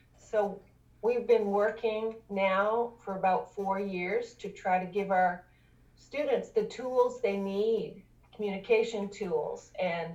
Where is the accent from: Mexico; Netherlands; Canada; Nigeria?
Canada; moved away as an adult; now in Augusta, United States; I'm originally from Canada